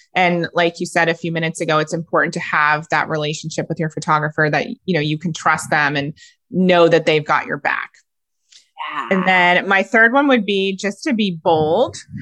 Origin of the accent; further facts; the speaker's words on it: Ohio, United States; I'm a girl from Ohio.